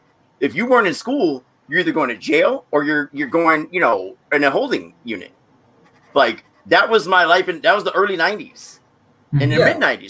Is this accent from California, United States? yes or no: yes; Bay Area, California, United States; I'm from the Bay Area